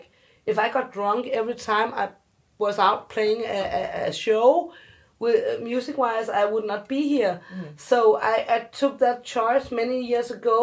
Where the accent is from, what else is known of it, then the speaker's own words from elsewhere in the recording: South Korea; You can't see me, but I'm adopted, and I'm from Korea, so we don't know if I have inherited something.